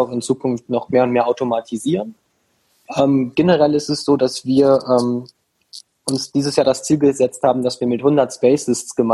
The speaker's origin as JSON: {"language": "German", "region": "Rhineland", "country": "Germany", "said": "Also wir kommen hier aus dem Rheinland"}